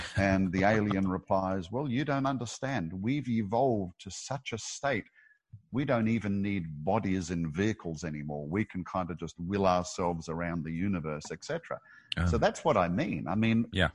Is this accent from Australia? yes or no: yes; Australia; I'm an Aussie